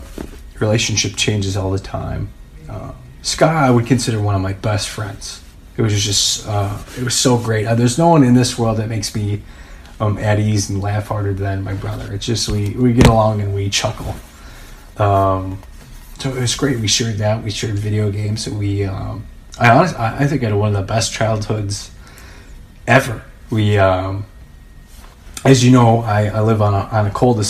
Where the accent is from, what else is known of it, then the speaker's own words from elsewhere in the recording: St. Charles, Illinois, United States; I grew up right across from St. Charles East